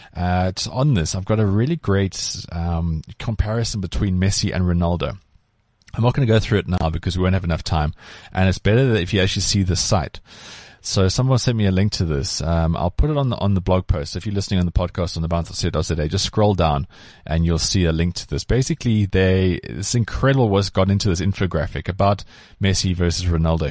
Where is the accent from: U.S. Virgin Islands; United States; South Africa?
South Africa; growing up in South Africa